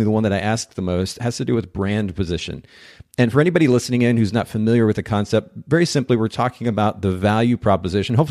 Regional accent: Chattanooga, Tennessee, United States; it's actually going to be in Chattanooga, my hometown

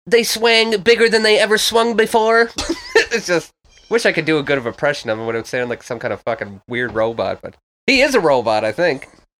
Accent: Louisbourg, Nova Scotia, Canada; when we were kids growing up in Lewisburg, Nova Scotia.

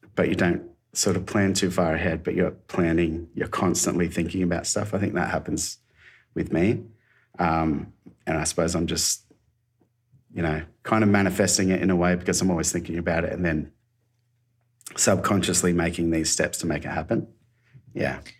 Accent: Australia; moved away as an adult; now in Gold Coast, Australia; I was from Alba

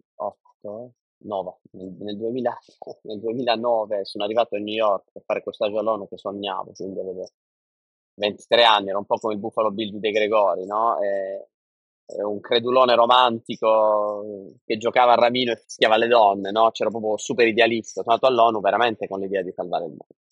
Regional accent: Bari, Apulia, Italy; moved away; also born or lived in Singapore; io da barese

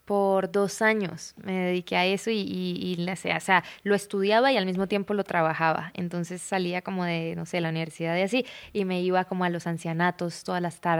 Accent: Bucaramanga, Santander, Colombia; moved away as an adult; also born or lived in United States; De Bucaramanga

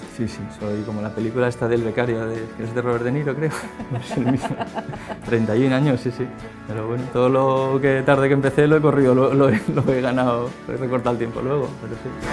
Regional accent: Valencia, Valencian Community, Spain; moved away as an adult; now in Madrid, Spain

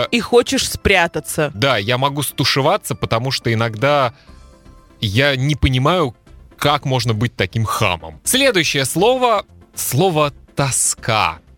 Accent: Kaliningrad, Kaliningrad Oblast, Russia; В городе, в котором я родился и жил, в Калининграде – была в 90-е на телевидении программа, которая так и называлась «Беспредел».

